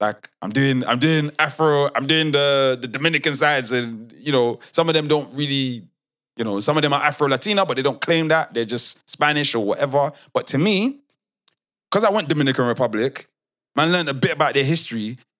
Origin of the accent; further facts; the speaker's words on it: United Kingdom; but I'm British.